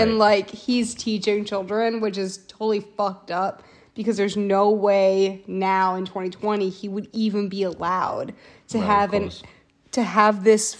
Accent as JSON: {"language": "English", "country": "United States", "said": "as an American"}